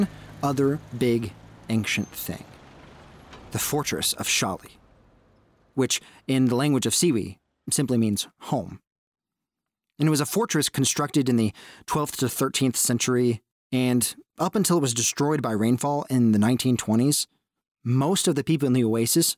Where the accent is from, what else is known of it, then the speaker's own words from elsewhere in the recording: Texas, United States; an American who grew up in a small town in Texas